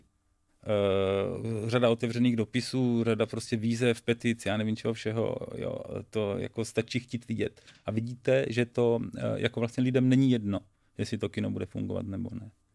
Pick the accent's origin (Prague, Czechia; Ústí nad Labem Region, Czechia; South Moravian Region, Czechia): South Moravian Region, Czechia; Boskovice; já nejsem z Brna, já jsem chytrák z Boskovic